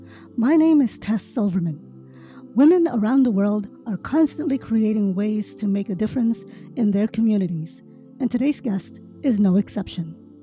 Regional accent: New York, United States; I grew up in New York as well.

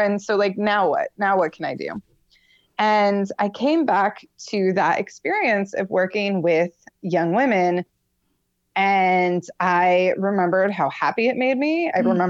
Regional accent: Florida, United States; moved away as an adult; also born or lived in Michigan; I'm originally from Michigan. I moved to Florida when I was about 7. Mm-hmm. And I lived there until I was 23-ish

